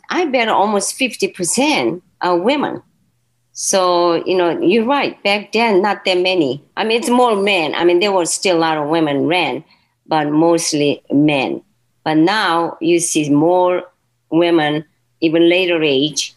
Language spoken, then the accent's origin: English; Seoul, South Korea; also born or lived in Naples; now in Cleveland, United States; I was born in Seoul, Korea